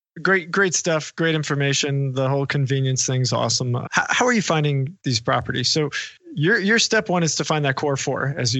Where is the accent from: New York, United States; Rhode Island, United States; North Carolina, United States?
New York, United States; I'm from New York.